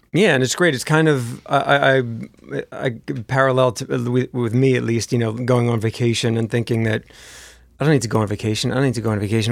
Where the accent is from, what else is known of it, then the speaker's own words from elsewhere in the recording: New Jersey, United States; moved away as an adult; also born or lived in Memphis; I'm from New Jersey